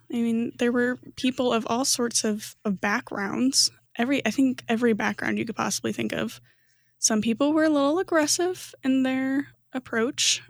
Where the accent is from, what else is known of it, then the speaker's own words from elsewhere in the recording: Fort Wayne, Indiana, United States; moved away; also born or lived in Chicago, Illinois; I'm originally from Fort Wayne, Indiana.